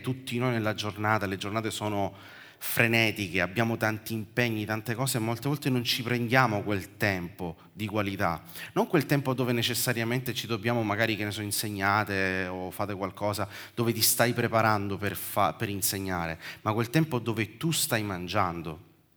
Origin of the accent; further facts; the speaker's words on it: Sicily, Italy; come siciliano